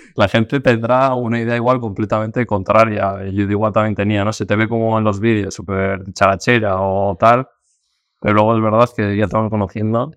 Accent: Basque Country, Spain; now in Madrid, Spain; yo no soy de Madrid, yo soy vasco, de un pueblo también

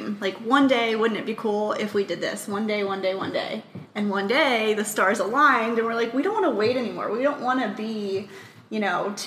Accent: Richmond, Virginia, United States; moved away as an adult; I'm originally from Richmond, Virginia

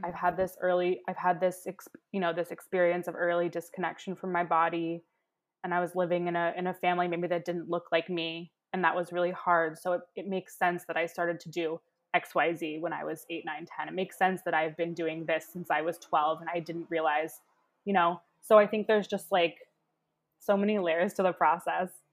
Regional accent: Baltimore, Maryland, United States; I'm from, you know, Baltimore. I'm from down the road.

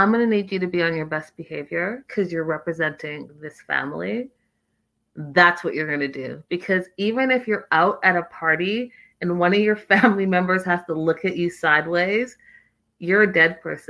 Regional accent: Canada; moved away; I'm from Canada

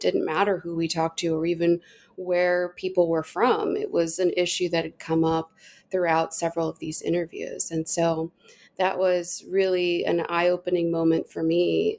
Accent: Denton, Texas, United States; also born or lived in Austin, Texas; I'm from Texas originally. I was born in Austin, but was raised in Denton

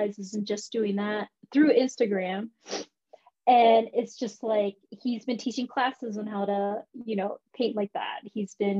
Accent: Minnesota, United States; first language English; moved away as an adult; also born or lived in Orlando, Florida; now in San Francisco, United States; my mom took me and my sister up to a suburb of Minneapolis

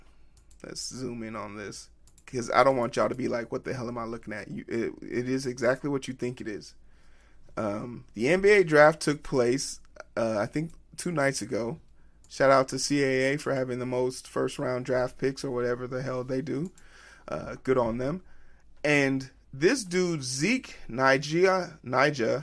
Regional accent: Nigeria; I'm a Nigerian man

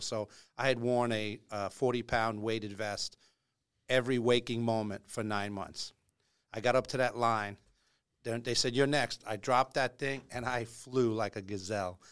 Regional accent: Long Island, New York, United States; I grew up on Long Island

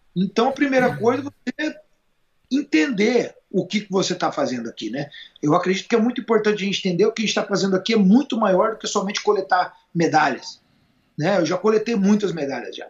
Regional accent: Brazil

